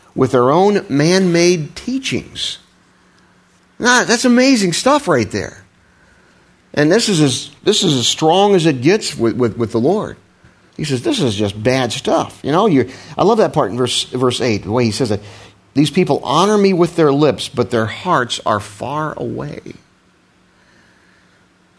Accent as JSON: {"language": "English", "region": "Midwest", "country": "United States", "tie": "born or raised there", "moved": "yes", "said": "I was raised in the Midwest, where we have a special way of pronouncing things"}